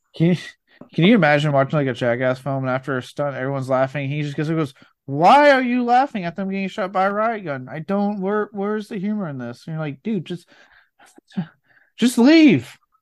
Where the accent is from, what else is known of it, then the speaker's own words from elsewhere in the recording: Cajun, Louisiana, United States; I am fucking Cajun myself